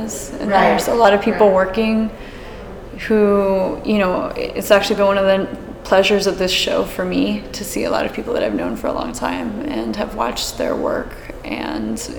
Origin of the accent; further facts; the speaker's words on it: Miami, Florida, United States; growing up in Miami